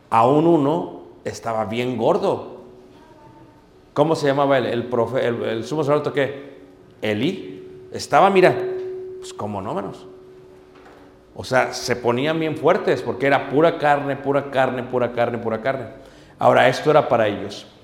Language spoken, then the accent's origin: Spanish; Mexico City, Mexico; Yo vengo de Ciudad de México. Pero allá comíamos cuando yo era niño